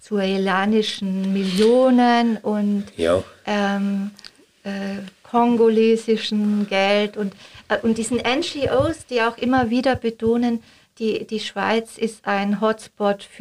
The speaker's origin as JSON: {"language": "German", "country": "Austria", "said": "Ja, als Österreicherin darf ich da auch nicht ganz..."}